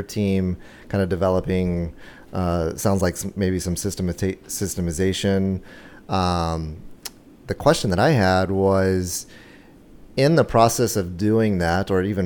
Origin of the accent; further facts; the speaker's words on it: Texas, United States; now in San Diego, United States; I'm from Texas